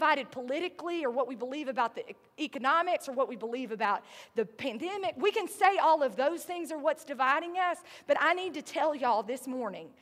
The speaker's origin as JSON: {"language": "English", "region": "the South", "country": "United States", "accent": "southern", "said": "My southern accent"}